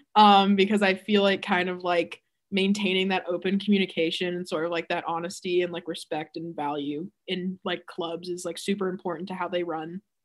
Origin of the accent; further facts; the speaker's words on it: Texas, United States; I am from Texas